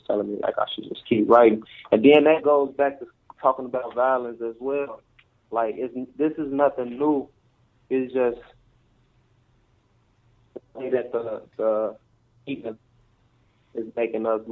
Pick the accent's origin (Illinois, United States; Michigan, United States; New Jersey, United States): Illinois, United States; Chicago; I'm from Inglewood, Chicago